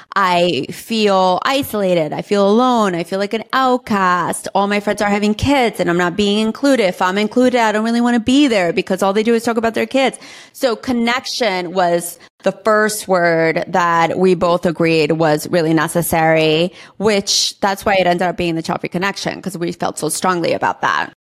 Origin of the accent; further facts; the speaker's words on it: New York City, New York, United States; moved away as an adult; now in Austin, United States; I grew up in New York City my whole life. And I am a New York City girl